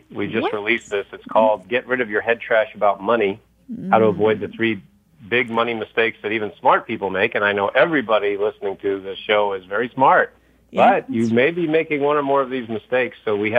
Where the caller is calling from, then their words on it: Ohio, United States; From Northeast Ohio.